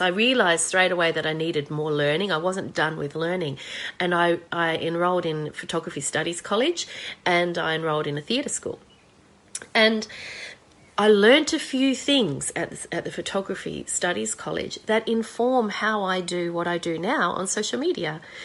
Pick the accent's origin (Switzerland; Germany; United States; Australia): Australia